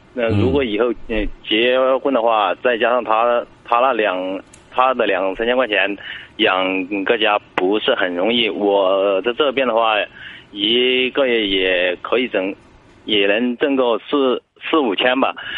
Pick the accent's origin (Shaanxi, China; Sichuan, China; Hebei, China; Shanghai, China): Sichuan, China; moved away; 我是四川的